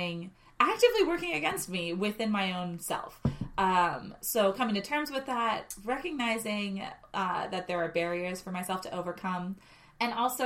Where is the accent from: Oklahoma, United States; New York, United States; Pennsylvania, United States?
Pennsylvania, United States; Pittsburgh; I am born and raised in Pittsburgh